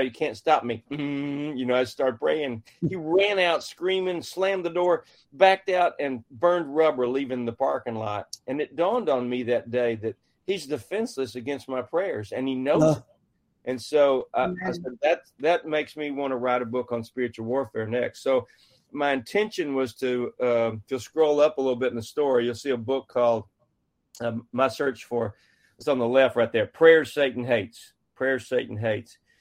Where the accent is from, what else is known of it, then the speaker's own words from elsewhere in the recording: central Texas, United States; my dad was the mayor of my hometown, a small town of 2,000 in central Texas